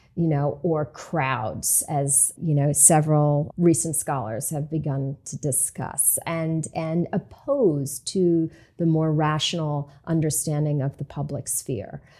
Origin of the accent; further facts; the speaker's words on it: Hudson, United States; my hometown of Hudson